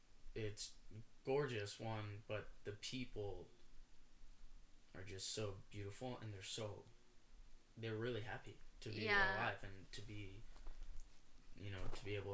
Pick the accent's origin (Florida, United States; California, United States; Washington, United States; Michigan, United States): Florida, United States; South; I was raised in South Florida, but I was raised all my family's from America. No one in my family has immigrated somewhere